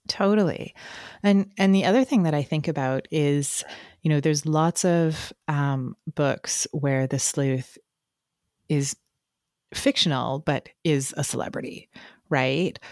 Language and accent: English; Canada; I'm reading that as a Canadian